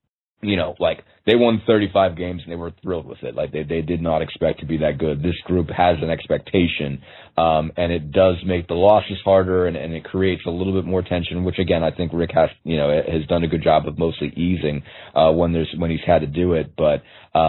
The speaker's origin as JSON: {"language": "English", "town": "Pittsburgh", "region": "Pennsylvania", "country": "United States", "tie": "born or raised there", "moved": "yes", "lives_now": "Indianapolis, United States", "said": "my hometown"}